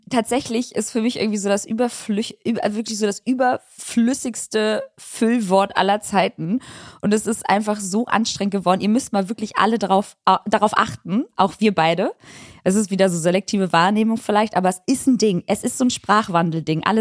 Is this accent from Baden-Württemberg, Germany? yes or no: no; Hamburg, Germany; also tatsächlich bin ich aus Hamburg.